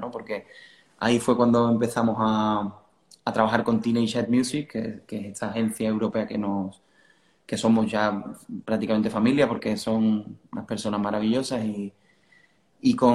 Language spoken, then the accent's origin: Spanish; southern Spain, Spain; nosotros hacemos hard rock, somos del sur de España, todo esto es un poco raro, pero suena bien.